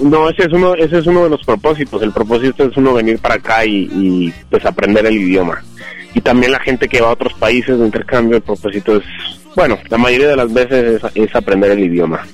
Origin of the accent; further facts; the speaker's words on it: Bogotá, Colombia; now in Los Angeles, United States; Yo nací en la capital de Colombia, que es Bogotá